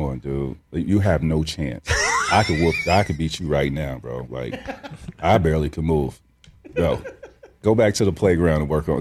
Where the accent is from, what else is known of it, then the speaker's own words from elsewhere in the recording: Central Florida, United States; I grew up in Central Florida